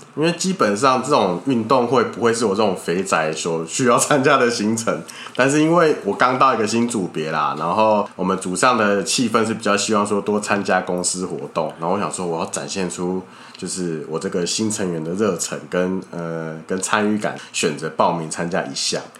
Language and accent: Chinese; Kaohsiung, Taiwan; now in Taipei, Taiwan; 我之前在高雄长大